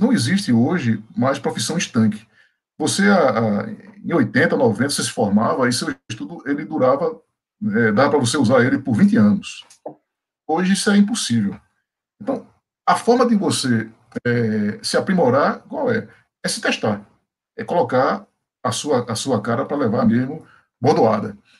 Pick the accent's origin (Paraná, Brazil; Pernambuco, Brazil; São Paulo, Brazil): Pernambuco, Brazil; moved away; also born or lived in Bahia; Eu sou pernambucano